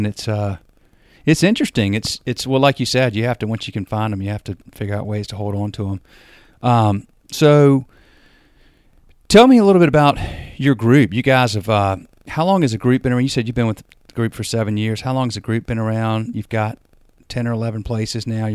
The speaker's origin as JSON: {"language": "English", "region": "North Carolina", "country": "United States", "also_born_or_lived": "Burbank, California", "accent": "the South", "said": "I'm from North Carolina"}